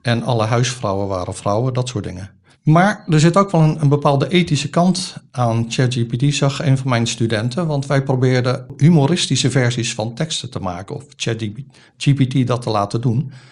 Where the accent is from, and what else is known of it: Rotterdam, South Holland, Netherlands; born or raised there